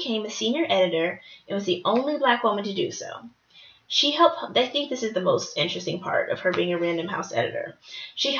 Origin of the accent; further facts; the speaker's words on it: Dallas-Fort Worth Metroplex, Texas, United States; I grew up in the place I grew up in the Dallas-Fort Worth Metroplex